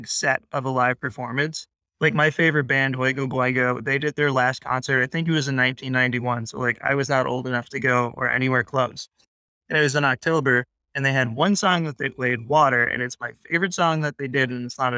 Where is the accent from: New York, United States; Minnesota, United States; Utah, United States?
New York, United States; Western; moved away; I'm originally from Western New York, so like we had Wegmans